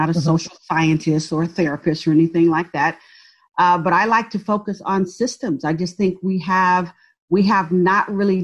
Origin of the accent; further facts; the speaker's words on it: San Francisco Bay Area, California, United States; also born or lived in Birmingham, Alabama; now in Dallas, United States; So moved to the San Francisco Bay Area and grew up in a public housing project